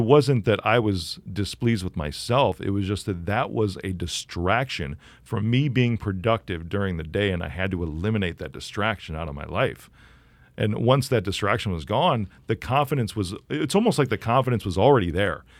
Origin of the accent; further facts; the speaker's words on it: Chicago, Illinois, United States; I'm from Chicago